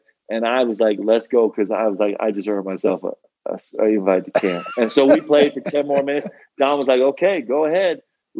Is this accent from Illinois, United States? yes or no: no; New York, United States; I grew up in New York, okay? Like, I would take the train to the city with my dad to spend the day with him at work.